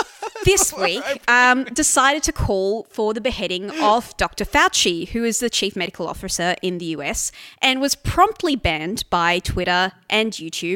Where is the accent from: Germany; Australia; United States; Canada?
Australia